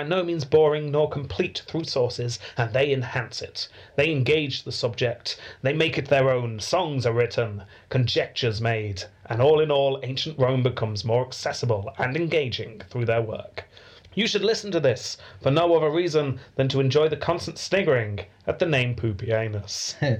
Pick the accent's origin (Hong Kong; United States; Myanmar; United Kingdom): United Kingdom; England; Speaking as an English man who is currently looking out the window at the gardener on our country estate.